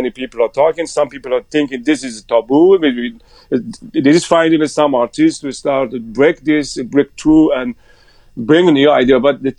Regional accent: Iran; English is a second language; my background is Muslim. I come from Iran.

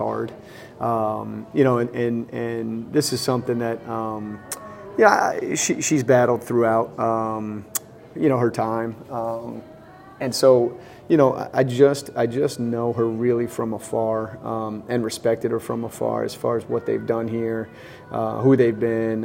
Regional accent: Vermont, United States; moved away; when I was growing up in Vermont

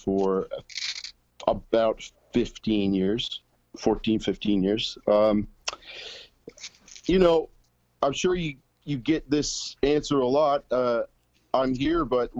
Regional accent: Canada; now in Nashville, United States; We're Canadian citizens living in the U.S. and working in the U.S.

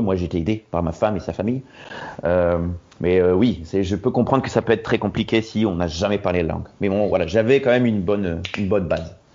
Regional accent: Roubaix, Hauts-de-France, France; moved away as an adult; now in Hamburg, Germany; Je viens du nord de la France, à la base de Roubaix

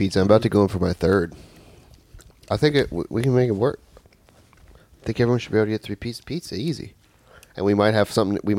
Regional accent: Roanoke, Virginia, United States; I'm from Roanoke, and I don't even say it like that.

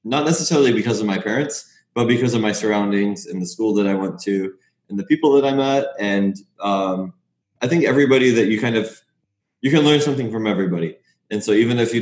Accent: Los Angeles, California, United States; moved away as an adult; also born or lived in Orange County, California / Oregon; now in Florida, United States; I grew up in Los Angeles

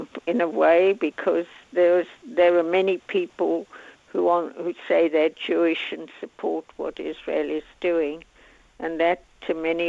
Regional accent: South Africa; I come from South Africa, and it was the same.

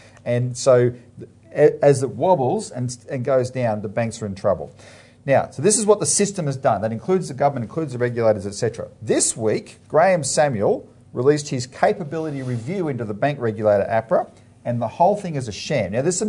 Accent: Melbourne, Victoria, Australia; I'm from Melbourne, like you, Philip

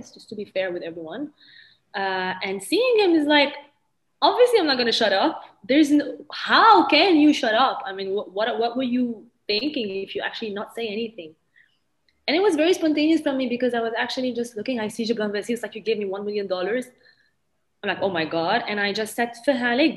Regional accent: Lebanon; a country where we speak three languages, and I have a lot of difficulty expressing myself in Arabic because I was French educated. I went to a French private high school.

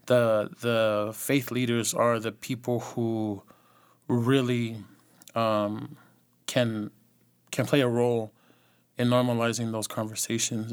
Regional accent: the Bay Area, California, United States; also born or lived in Los Angeles; From the Bay

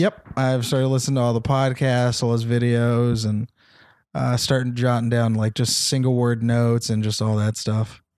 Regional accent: Temecula, California, United States; also born or lived in San Jose; Temecula is where I'm from

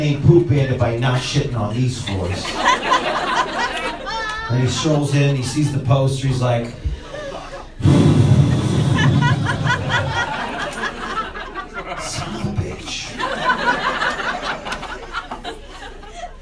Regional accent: New York, United States; moved away; I'm from New York

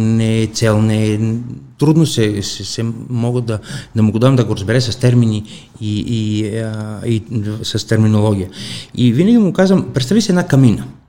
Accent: Kalamata, Peloponnese, Greece; Bulgarian is a second language; moved away as an adult; now in Bulgaria; в моя град, в Каламата, аз съм от Южна Гърция

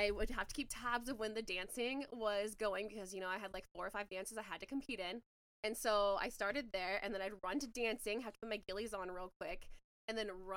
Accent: Spokane, Washington, United States; I'm from Spokane, Washington. and I went to Shadle Park

